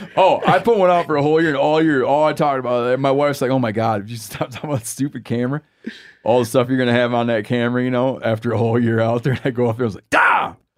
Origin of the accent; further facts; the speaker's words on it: Michigan, United States; I grew up in the Wolverine state